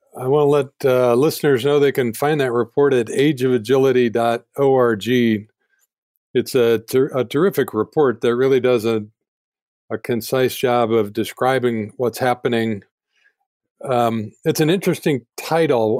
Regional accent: Denver, Colorado, United States; I grew up in Denver as well

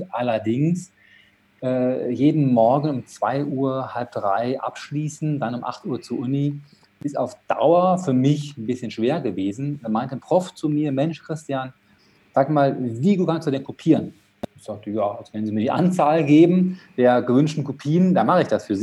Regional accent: Dortmund, North Rhine-Westphalia, Germany; born there; ich bin in Dortmund geboren und habe das auch das Glück gehabt, in Dortmund studieren zu dürfen.

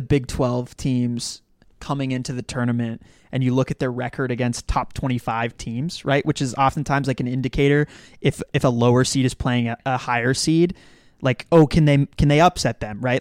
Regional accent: Dallas, Texas, United States; I grew up in Dallas

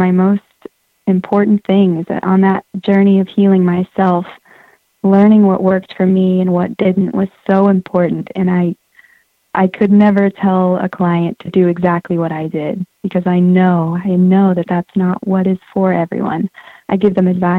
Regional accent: Santa Cruz, California, United States; I grew up in Santa Cruz

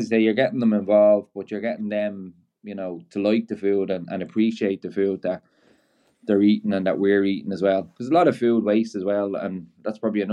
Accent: Ireland; being Irish

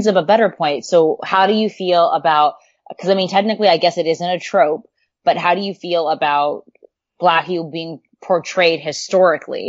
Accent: Southern California, United States; I grew up in Southern California

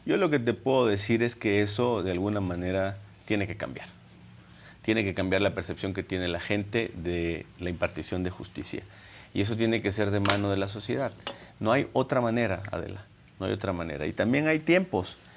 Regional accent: Minatitlán, Veracruz, Mexico; Yo soy del sur de Minatitlán y puedo decirte que es una zona golpeada.

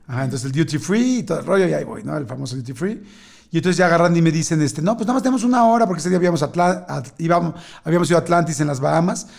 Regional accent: Mexico; yo soy mexicano

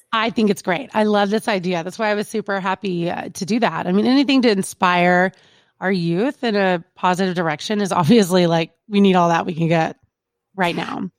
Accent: Kentucky, United States; we're from Kentucky, like good old boy

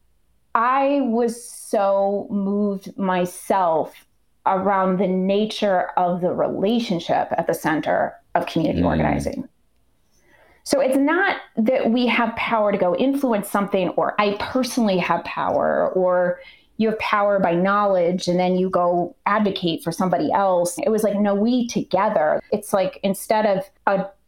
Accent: Ottumwa, Iowa, United States; moved away as an adult; also born or lived in Chicago; now in Minnesota, United States; Where I grew up in Iowa, I grew up in a town called Ottumwa, which was very class divided

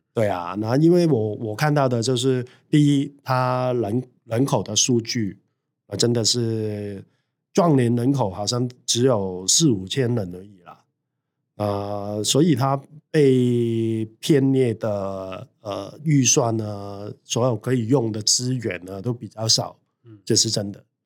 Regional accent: Hong Kong; now in Taiwan; 我在台湾其实是没有老家的嗯。。我去到哪里，我都是香港人啊

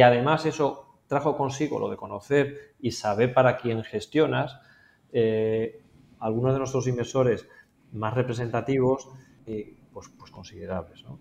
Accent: Spain; moved away; siendo español viviendo aquí

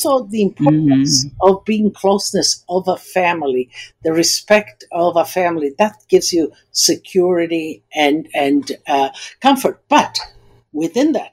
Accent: United States; also born or lived in Istria, Croatia (then Italy); Born in Italy, there's nothing better than that. And then kind of growing up in America

